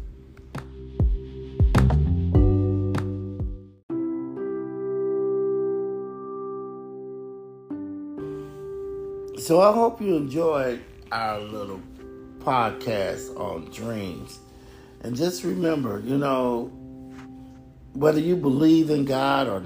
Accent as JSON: {"language": "English", "region": "Midwest", "country": "United States", "said": "I'm from the Midwest."}